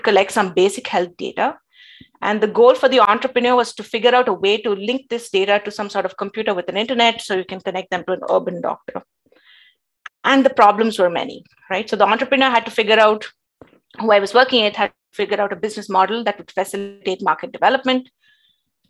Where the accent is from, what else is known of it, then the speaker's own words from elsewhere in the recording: India; moved away; growing up in India